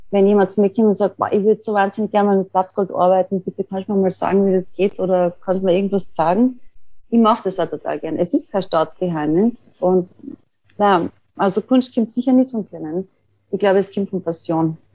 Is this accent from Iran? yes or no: no; Tyrol, Austria; an einer Vernissage zu arbeiten, die ich in meinem Heimatort in Tirol gemacht habe.